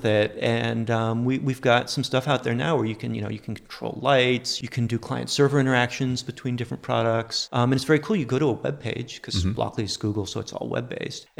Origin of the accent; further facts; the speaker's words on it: outside of Boston, Massachusetts, United States; moved away; also born or lived in Silicon Valley; I grew up outside of Boston back when Digital Equipment Corporation was a big deal